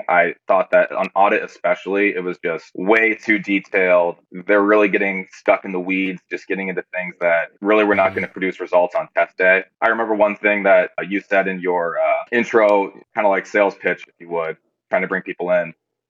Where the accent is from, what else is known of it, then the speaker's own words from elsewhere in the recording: Cedar Rapids, Iowa, United States; Cedar Rapids, Iowa. So not too far away, about a 4-hour drive. And then I attended University of Iowa.